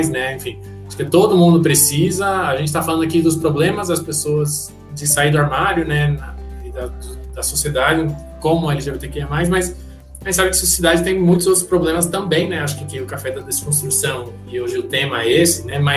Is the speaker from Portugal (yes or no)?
no; Panama; now in Brazil; Eu sou do Panamá, sou panamenho, minha mãe é panamenha, meu pai é panamenho, não sou